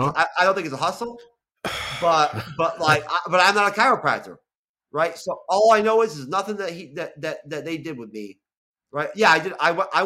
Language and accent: English; New York, United States; At least when I grew up in New York.